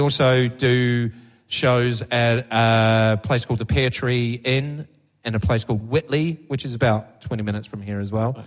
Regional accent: New Zealand; moved away as an adult; also born or lived in London / Bath; now in United Kingdom; growing up in New Zealand

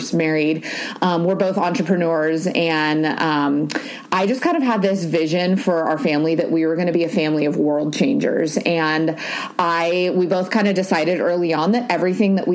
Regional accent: Newport Beach, California, United States; We live in Newport Beach, California. I was born and raised here

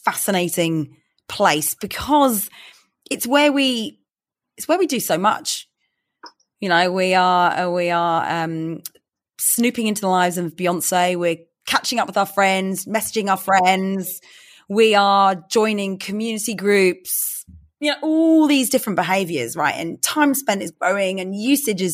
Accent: London, United Kingdom; I grew up in London

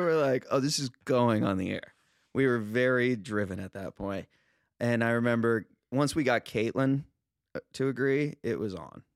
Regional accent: Los Angeles, California, United States; now in Venice, United States; I'm a Val, I grew up in the Valley

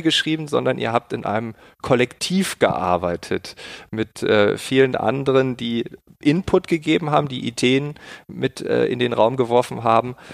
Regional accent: Germany; bei uns in Deutschland

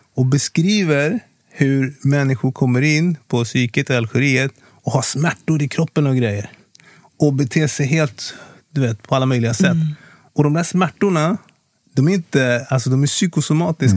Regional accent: Kungsängen, Stockholm County, Sweden; also born or lived in Congo; jag är uppväxt i Kungsängen. Nord, nord, nordväst om Stockholm.

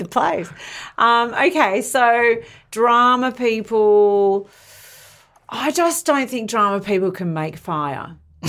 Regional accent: near Eltham, Victoria, Australia; I grew up near Eltham.

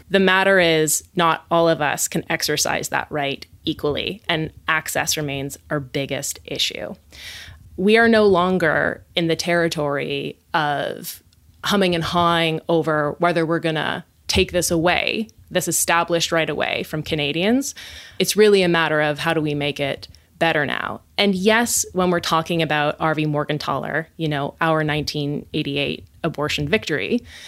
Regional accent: West Coast, United States; I hail from the West Coast.

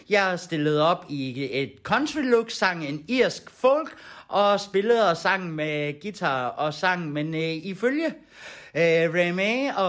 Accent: Kolding, Southern Denmark, Denmark; Vi kommer fra Kolding og vores band, det hedder

